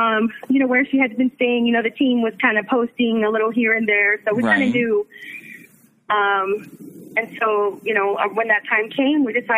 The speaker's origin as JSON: {"language": "English", "town": "Dallas", "region": "Texas", "country": "United States", "moved": "yes", "lives_now": "San Antonio, United States", "said": "I actually live in San Antonio, but I'm originally from Dallas."}